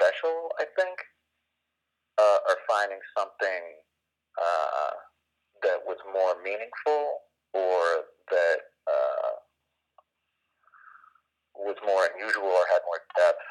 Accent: Los Angeles, California, United States; I grew up in Los Angeles in the Valley

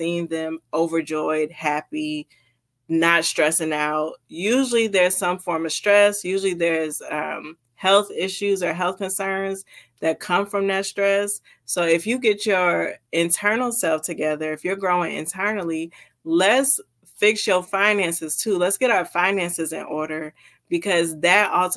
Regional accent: New Jersey, United States; also born or lived in Florida; now in Washington, United States; I'm actually from New Jersey. So I went from New Jersey straight down to Florida and then across to Washington State

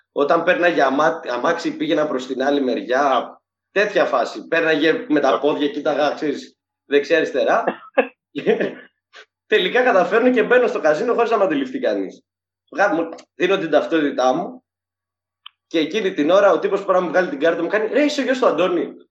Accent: Syros, South Aegean, Greece; είμαι από τη Σύρο και είναι και ο μπαμπά μου από τη Σύρο

